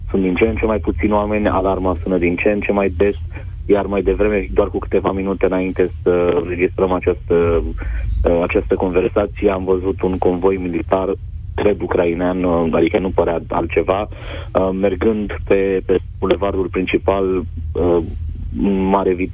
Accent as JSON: {"language": "Romanian", "country": "Romania", "said": "te opresc ca jurnalist, întreabă de unde ești, din România."}